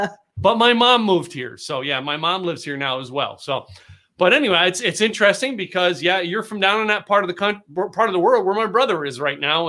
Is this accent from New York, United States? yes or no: no; Scranton, Pennsylvania, United States; now in Dallas, United States; I was born on the East Coast in a town called Scranton, Pennsylvania